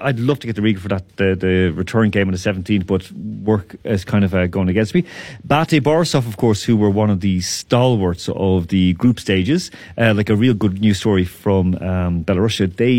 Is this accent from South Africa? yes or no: no; Ireland; now in Moscow, Russia; I'm Irish, so I'm used to like just doing a bit of a jig.